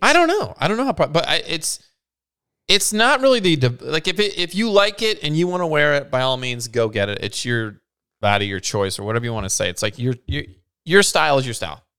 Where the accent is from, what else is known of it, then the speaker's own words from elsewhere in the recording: Scotland, United Kingdom; as a Scottish individual